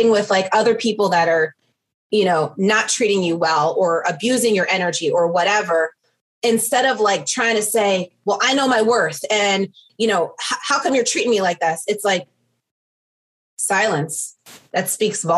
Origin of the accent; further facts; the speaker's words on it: New York, United States; I'm Italian. I'm from New York.